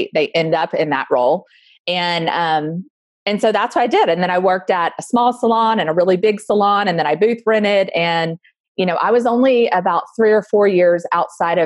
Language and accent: English; Alabama, United States; now in Austin, United States; I grew up in Alabama